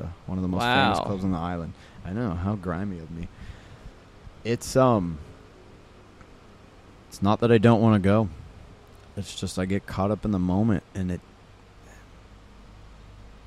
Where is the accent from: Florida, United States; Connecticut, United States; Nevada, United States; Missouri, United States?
Nevada, United States; Las Vegas; moved away as an adult; now in Ibiza, Spain; I was born and raised in Vegas